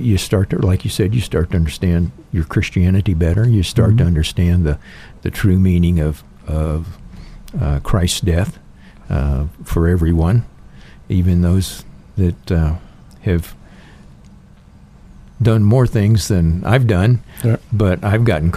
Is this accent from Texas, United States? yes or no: yes; Texas, United States; now in Idaho, United States; growing up in Texas